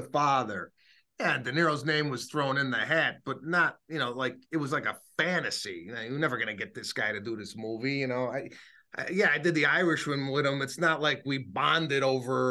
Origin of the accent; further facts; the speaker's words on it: Chicago, Illinois, United States; moved away as an adult; now in Los Angeles, United States; my hometown, Chicago